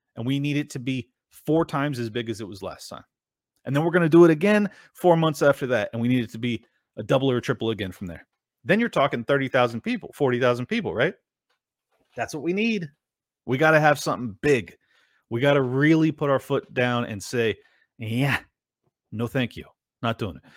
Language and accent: English; Miami, Florida, United States; I'm from Miami